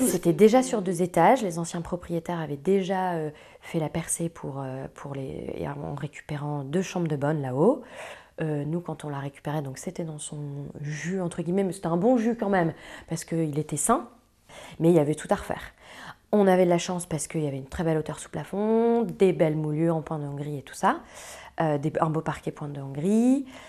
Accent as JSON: {"language": "French", "town": "Croix", "region": "Hauts-de-France", "country": "France", "tie": "born or raised there", "moved": "yes", "lives_now": "Paris, France", "said": "j'ai grandi euh, à Croix, une petite ville à côté de Lille"}